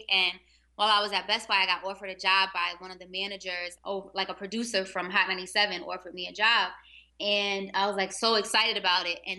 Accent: New York City, New York, United States; now in Baltimore, United States; I'm from Harlem and I went to Morgan for undergrad, Morgan State University, which led me to Baltimore, where I've been teaching for so long.

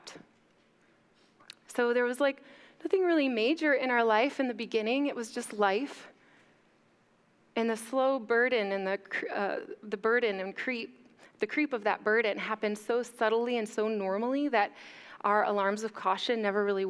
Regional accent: Mount Pleasant, Michigan, United States; moved away as an adult; also born or lived in San Diego, California; I was just graduating high school from Chippewa Hills

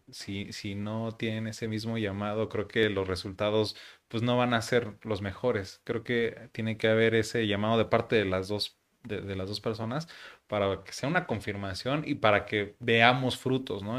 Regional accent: Mexico; así somos los mexicanos

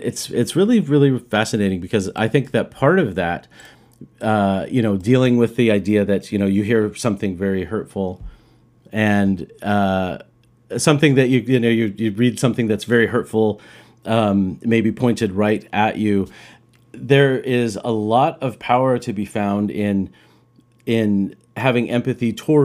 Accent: Roswell, New Mexico, United States; now in Vancouver, Canada; I was a kid growing up in New Mexico, in Roswell, New Mexico, which I mentioned to you guys.

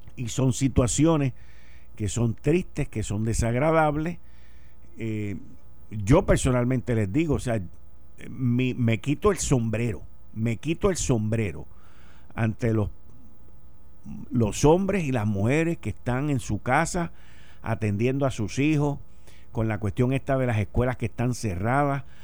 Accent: Puerto Rico; los ciudadanos norteamericanos que vivimos en esta isla

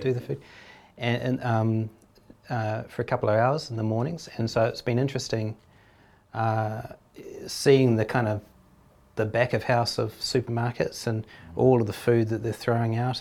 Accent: New Zealand; as a Kiwi

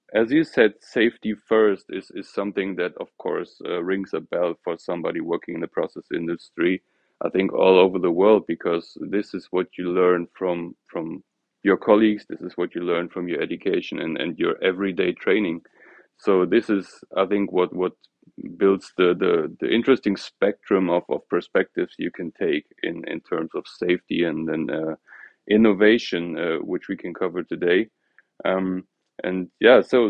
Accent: near Cologne, North Rhine-Westphalia, Germany; also born or lived in Ruhr area; I was born in a small city near Cologne, grew up and also studied in Germany

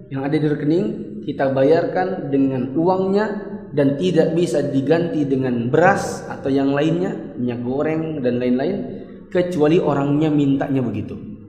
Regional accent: Balikpapan, East Kalimantan, Indonesia; Saya orang Bali Papan, insya Allah saya berencana malam Idul Fitri ini saya akan ada di Mekah, maka bayarnya tetap di sini.

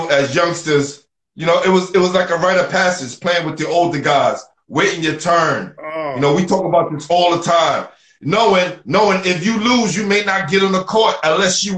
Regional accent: New York City, New York, United States; I'm from Brooklyn

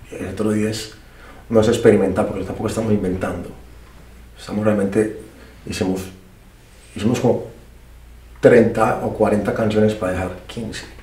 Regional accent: Colombia; que yo soy colombiano, no vengo de Puerto Rico, ¿sabes?

